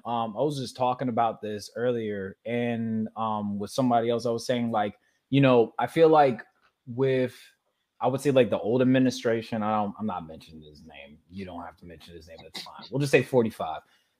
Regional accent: Baltimore, Maryland, United States; It's like, oh, I'm from Baltimore. Oh, you mean where they got shootings and killings? It's like, but we got baseball games out there. You know what I'm saying? We got sneaker releases. You know what I'm saying? There's more to Baltimore than just this.

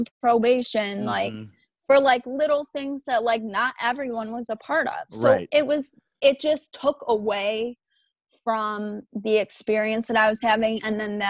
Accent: White Lake, Michigan, United States; I've lived in this house in White Lake, Michigan my entire life

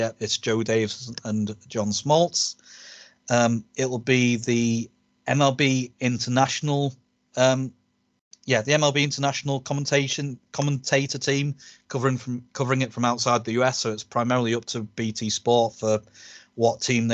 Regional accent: United Kingdom; as British baseball fans

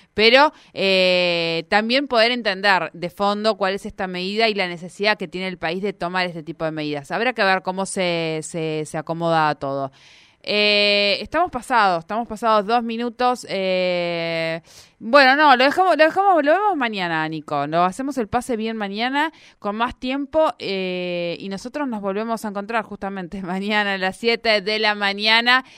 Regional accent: Argentina

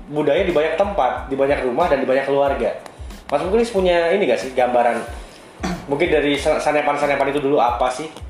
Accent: Bontang, East Kalimantan, Indonesia; Hari ini saya berasal dari kota Bontang dengan latar belakang keluarga dari daerah Bugis.

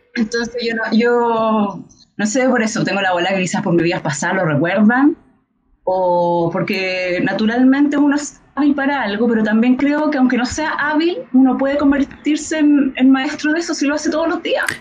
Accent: Chile; como el, chileno en general

